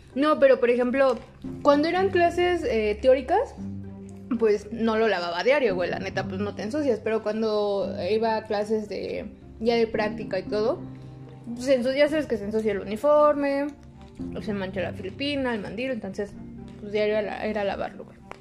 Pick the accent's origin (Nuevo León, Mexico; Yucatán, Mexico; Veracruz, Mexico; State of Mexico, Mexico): State of Mexico, Mexico; somos del estado de México